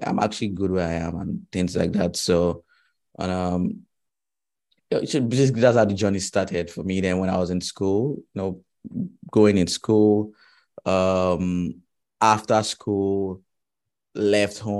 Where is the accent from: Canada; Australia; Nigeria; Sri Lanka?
Nigeria; also born or lived in Ghana; I schooled in Ghana, right? And I'm from Nigeria.